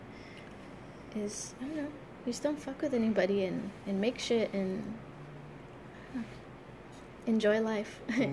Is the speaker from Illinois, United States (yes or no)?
no; Highway City, California, United States; growing up in Highway City